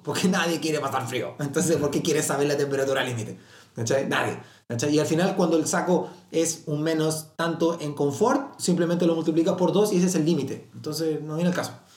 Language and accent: Spanish; Magallanes and Chilean Antarctica, Chile; Soy de Magallanes